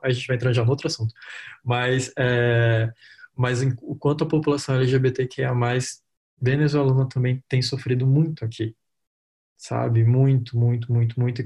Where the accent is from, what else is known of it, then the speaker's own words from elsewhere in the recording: Roraima, Brazil; eu sou de Roraima, né? Eu moro em Boa Vista, capital de Roraima